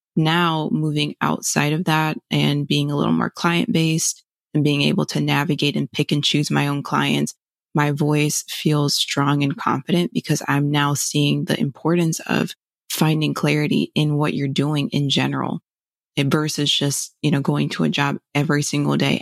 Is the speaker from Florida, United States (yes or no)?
yes; Fort Lauderdale, Florida, United States; moved away as an adult; now in Chicago, United States; originally from Fort Lauderdale, born and raised, and then moved to Chicago in twenty nineteen